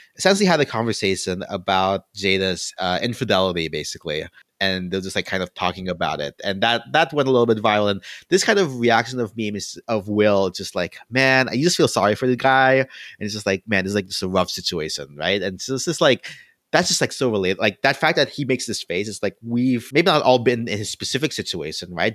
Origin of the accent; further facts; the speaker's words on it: Philippines; now I'm Filipino